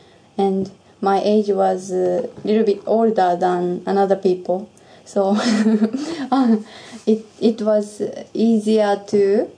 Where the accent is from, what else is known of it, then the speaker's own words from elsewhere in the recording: Iwate, Japan; English is a second language; also born or lived in Omiya, Saitama / Australia; I was born in Iwate, but I lived in Saitama for 6 years.